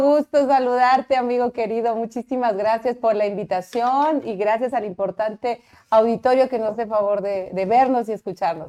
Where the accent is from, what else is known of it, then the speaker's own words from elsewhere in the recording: Cuernavaca, Morelos, Mexico; also born or lived in Axochiapan, Morelos; nací en Cuernavaca